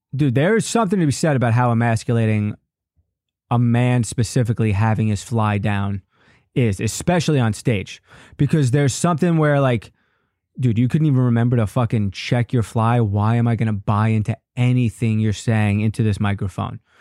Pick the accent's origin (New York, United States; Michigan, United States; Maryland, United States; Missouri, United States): New York, United States; Long Island; I grew up on Long Island.